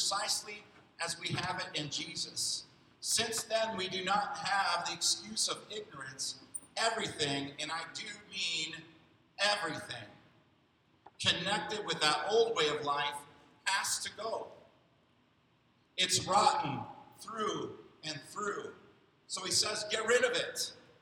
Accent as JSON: {"language": "English", "town": "Rockford", "region": "Illinois", "country": "United States", "tie": "born or raised there", "said": "in the city of Rockford, where I grew up in Illinois"}